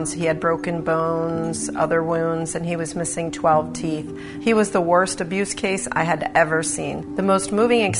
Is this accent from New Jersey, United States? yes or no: yes; Haddonfield, New Jersey, United States; also born or lived in North Wildwood, New Jersey; I'm from Haddonfield and North Wildwood, New Jersey